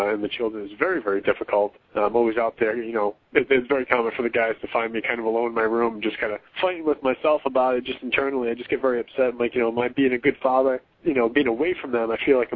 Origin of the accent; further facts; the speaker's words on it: New England, United States; growing up in New England